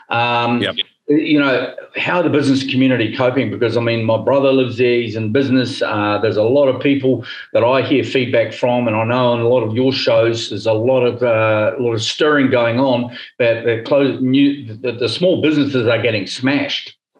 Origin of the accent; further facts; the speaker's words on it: New Zealand; moved away as an adult; we love New Zealand. It's it's my home country